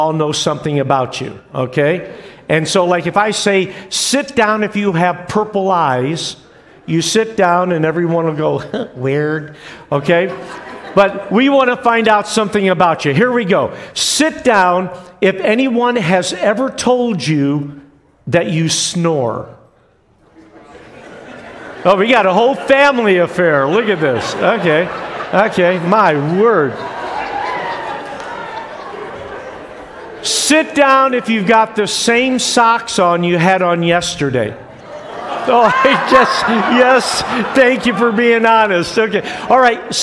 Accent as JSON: {"language": "English", "region": "New York", "country": "United States", "tie": "born or raised there", "also_born_or_lived": "Westfield, New York / Buffalo, New York / Liverpool, New York", "moved": "yes", "said": "But I was born in Westfield, New York. Then my dad was pastoring in Buffalo, New York. And then we moved to all places, Liverpool, New York."}